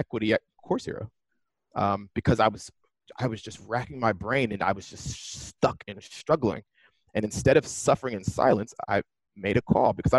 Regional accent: Pittsburgh, Pennsylvania, United States; now in Silicon Valley, United States; growing up in Pittsburgh was interesting because it's not a tiny town

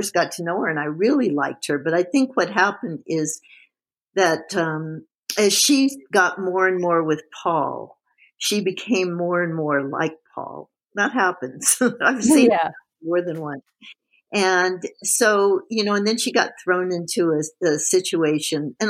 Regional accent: Tucson, Arizona, United States; I'm from Tucson

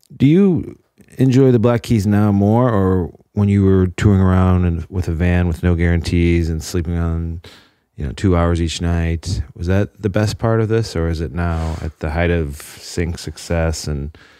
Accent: Chicagoland area, Indiana, United States; I'm from Indiana, Chicagoland area

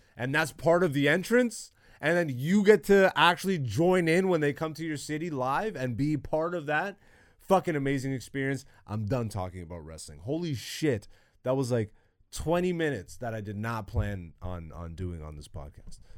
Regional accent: Canada; me living in Canada and growing up in Canada

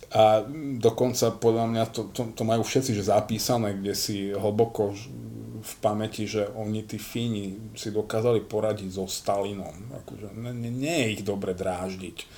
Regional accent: Slovakia; ja ako Slovák Ja som hrdý

